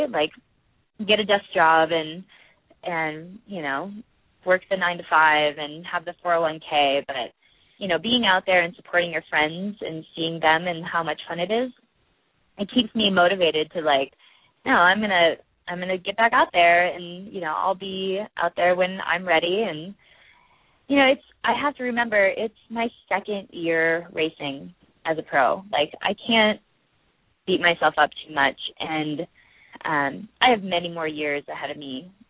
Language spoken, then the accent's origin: English; Midwest, United States; well, you understand what it's like growing up in the Midwest. The like